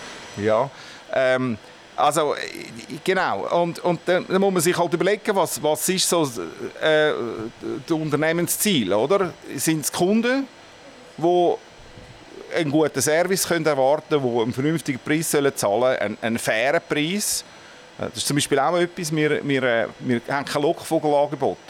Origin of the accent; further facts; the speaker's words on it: Winterthur, Zurich, Switzerland; ich bin in Brühlberg aufgewachsen